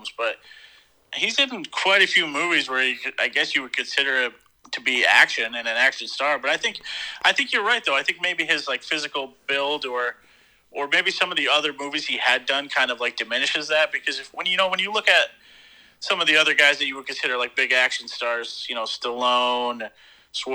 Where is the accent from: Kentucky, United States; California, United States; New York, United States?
New York, United States; upstate; now in Pennsylvania, United States; living down here in PA now, every time I tell someone I'm from New York